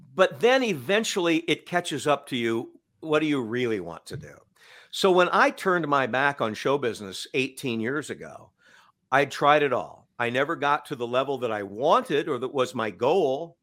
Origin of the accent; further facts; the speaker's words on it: Cedar Falls, Iowa, United States; moved away as an adult; also born or lived in Waterloo, Iowa; I moved back to my hometown